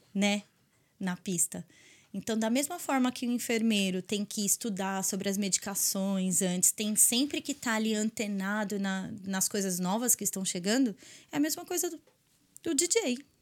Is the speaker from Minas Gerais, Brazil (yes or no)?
no; São Paulo, Brazil; moved away as an adult; now in Dublin, Ireland; eu sou de São Paulo